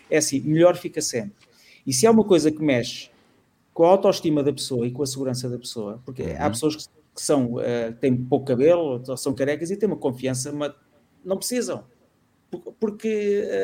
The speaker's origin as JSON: {"language": "Portuguese", "town": "Almada", "region": "Setúbal", "country": "Portugal", "said": "Eu sou da Almada e tive uma namorada"}